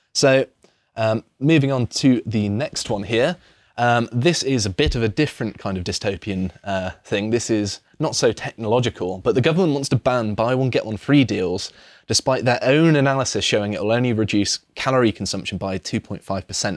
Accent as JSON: {"language": "English", "area": "Devon", "region": "South West England", "country": "United Kingdom", "tie": "born or raised there", "moved": "yes", "said": "I grew up in Devon"}